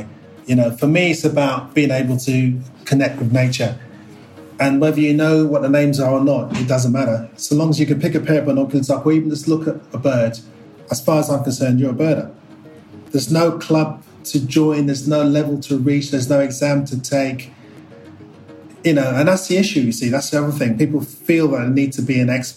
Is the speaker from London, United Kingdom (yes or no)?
yes; London, United Kingdom; I was born in Northwest London